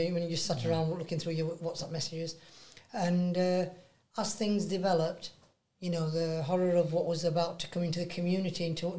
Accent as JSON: {"language": "English", "town": "Batley", "region": "Yorkshire and the Humber", "country": "United Kingdom", "said": "we're from West Yorkshire, Batley, mm-hmm. Dewsbury region."}